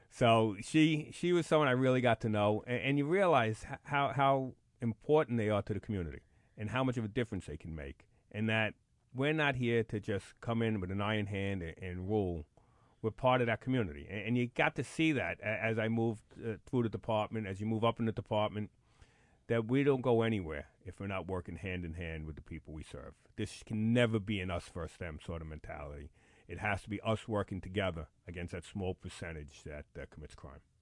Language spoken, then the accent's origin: English; New York City, New York, United States; I'm a Bronx kid. Born and raised in the Bronx.